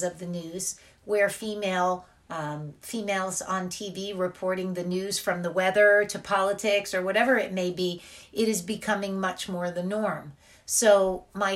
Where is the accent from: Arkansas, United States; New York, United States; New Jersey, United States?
New Jersey, United States; I am from New Jersey, and I've lived here most of my life.